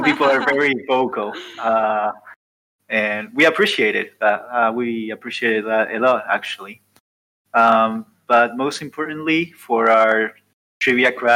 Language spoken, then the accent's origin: English; Argentina; moved away as an adult; now in Uruguay; I'm from Argentina and I work in Uruguay. I've been working here for 3 years now